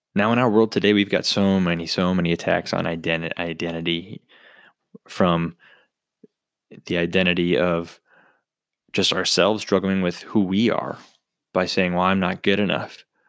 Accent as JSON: {"language": "English", "town": "Bismarck", "region": "North Dakota", "country": "United States", "tie": "born or raised there", "said": "Born and raised in Bismarck, North Dakota"}